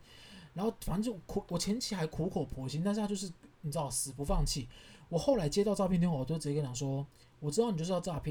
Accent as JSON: {"language": "Chinese", "region": "Kaohsiung", "country": "Taiwan", "said": "我就说，对啊，没错啊，我家是高雄人，我们家买买房子跟买地都付现。"}